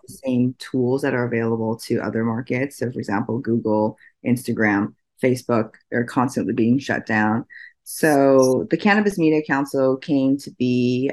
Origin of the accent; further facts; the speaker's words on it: Oregon, United States; also born or lived in Washington State; I'm from the Pacific Northwest. I grew up in Oregon